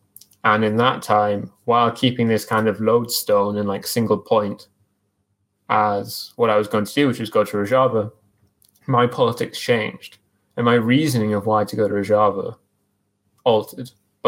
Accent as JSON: {"language": "English", "region": "England", "country": "United Kingdom", "said": "I'm not going to support England at the World Cup, even though I'm English."}